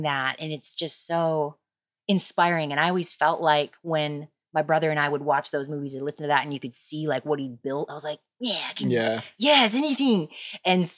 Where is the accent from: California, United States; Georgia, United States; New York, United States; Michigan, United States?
Michigan, United States; Goodrich; now in Austin, United States; I'm from, it's actually not a city, it's a village because it's under 2,000 people. It's called Goodrich. Yeah. Goodrich, Michigan.